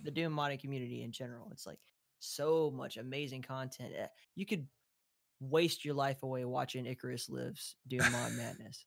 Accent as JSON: {"language": "English", "region": "Southeast", "country": "United States", "accent": "Appalachian", "said": "I'm from the Southeast"}